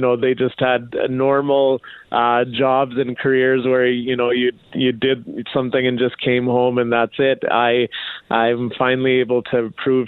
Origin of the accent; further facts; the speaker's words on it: Brooks, Alberta, Canada; also born or lived in Wetaskiwin, Alberta; I was growing up in Brooks, Alberta